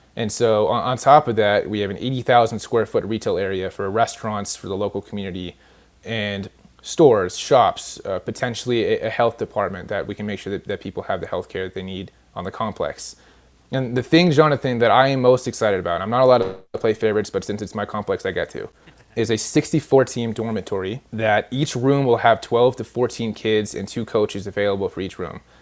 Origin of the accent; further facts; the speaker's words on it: California, United States; moved away; I'm actually from California originally